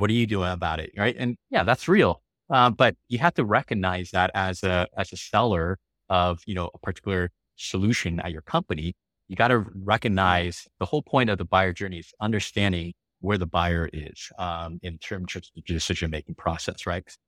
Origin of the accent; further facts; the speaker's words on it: Los Angeles, California, United States; first language English; also born or lived in Taiwan / San Francisco Bay Area / Beijing, China; now in San Diego, United States; I grew up in California in Los Angeles